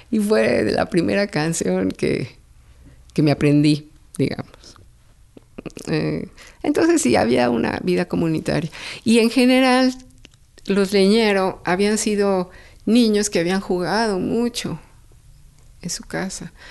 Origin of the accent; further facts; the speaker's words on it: Mexico City, Mexico; En San Pedro de los Pinos.